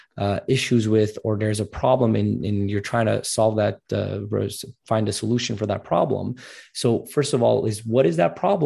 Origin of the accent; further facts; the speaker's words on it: Montreal, Quebec, Canada; I'm actually from Montreal, so just a bit north of New York, a 6-hour drive in Canada.